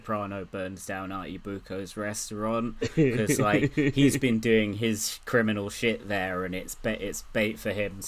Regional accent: Oxted, South East England, United Kingdom; Keir Starmer's childhood home, which is in my hometown

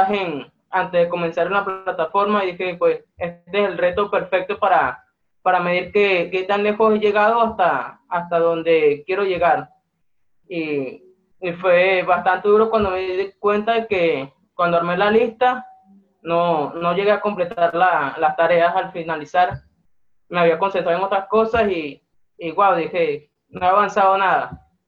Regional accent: Venezuela; soy de Venezuela, tengo 22 años

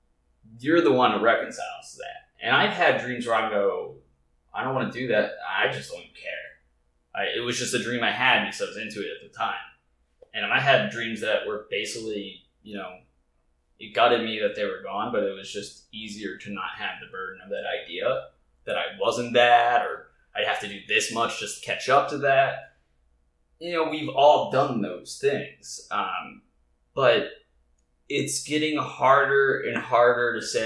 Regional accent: Delaware, United States; moved away; I was from Delaware

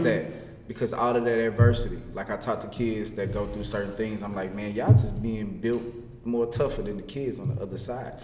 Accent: Louisiana, United States; now in Texas, United States; I'm from Louisiana.

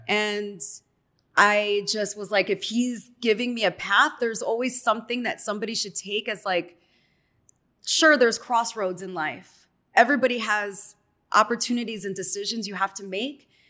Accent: Chicago, Illinois, United States; moved away as an adult; also born or lived in Miami; now in Los Angeles, United States; doing part-time in my hometown, Market three of Chicago

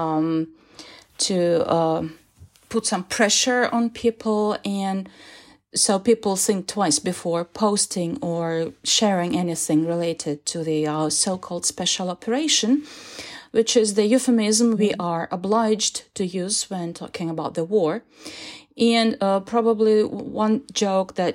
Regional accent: Russia; I'm a researcher who lives and works in Russia

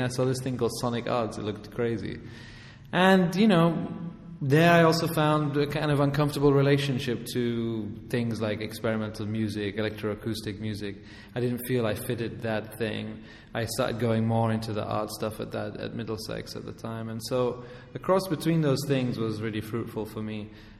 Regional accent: Amman, Amman Governorate, Jordan; also born or lived in England; Yeah, exactly. So I grew up in Amman, first of all, and then in England.

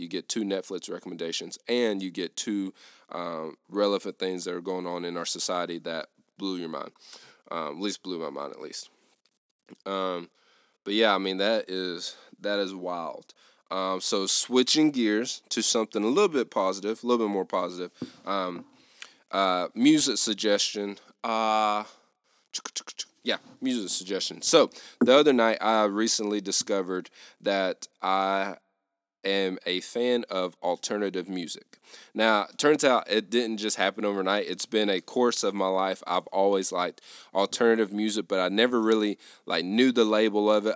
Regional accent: the South, United States; I grew up in the South

